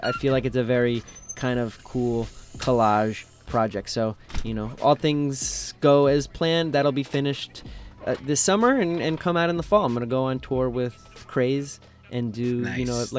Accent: Elizabeth, New Jersey, United States; now in Brooklyn, United States; I'm from Elizabeth, New Jersey. I should be repping Jersey more.

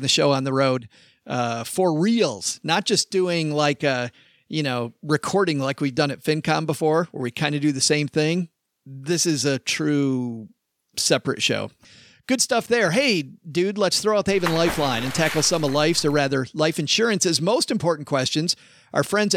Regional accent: Detroit, Michigan, United States; now in Texas, United States; Detroit, Michigan, where I'm originally from

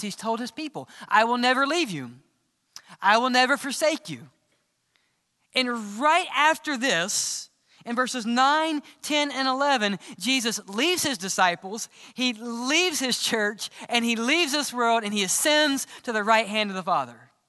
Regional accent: Mississippi, United States; I grew up in Mississippi

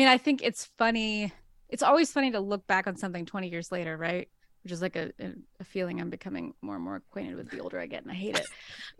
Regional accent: Arkansas, United States; when you're a kid growing up in Arkansas, where we didn't even have a stoplight in our town

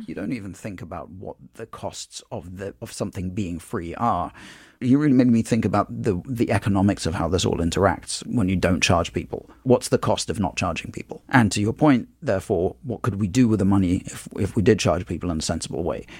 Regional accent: London, United Kingdom; moved away as an adult; now in United States; I grew up in London, which is a city a lot like New York

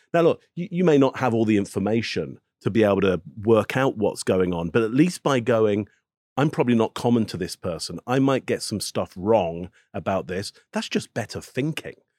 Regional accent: England, United Kingdom; I'm from England, so I'm not American

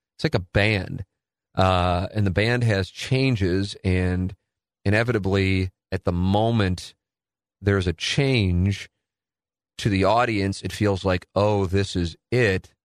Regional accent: St. Louis, Missouri, United States; my family got to watch and listen to me in Saint Louis

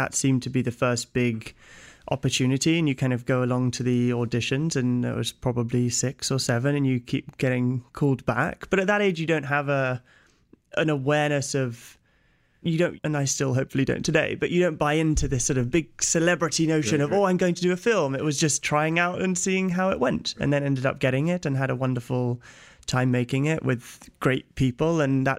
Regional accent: London, United Kingdom; I was born and raised in London, back in the UK, as you can probably tell.

